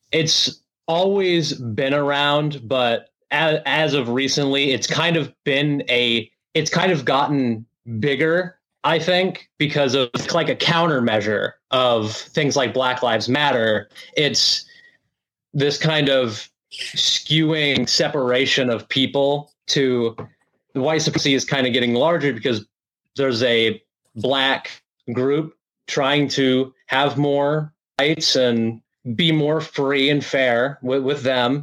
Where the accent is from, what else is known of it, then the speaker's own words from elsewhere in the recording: Lincoln, Illinois, United States; I'm Lincoln. Been here my whole life, Lincoln, Illinois